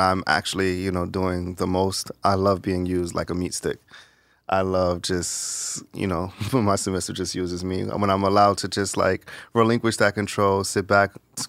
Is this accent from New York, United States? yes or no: yes; New York, United States; Where are you from originally? I'm from New York.